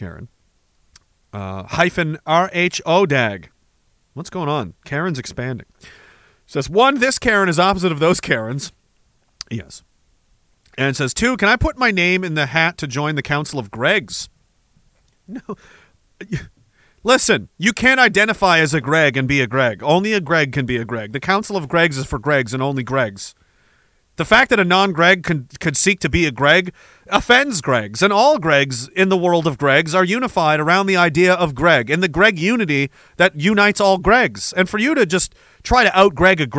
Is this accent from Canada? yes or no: yes; Canada; the thing I'm most proud of as a Canadian